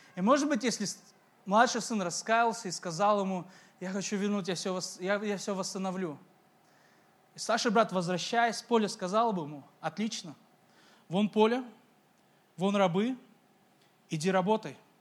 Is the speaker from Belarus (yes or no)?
no; Uzbekistan; я из Узбекистана, я из корейской семьи